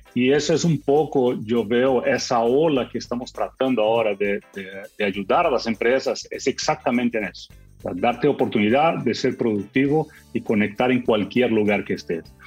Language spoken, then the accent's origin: Spanish; Brazil; yo soy latino, también soy de Brasil